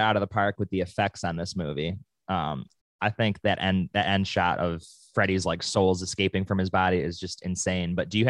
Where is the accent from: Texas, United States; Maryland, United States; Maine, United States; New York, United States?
New York, United States; moved away; also born or lived in California; I'm from New York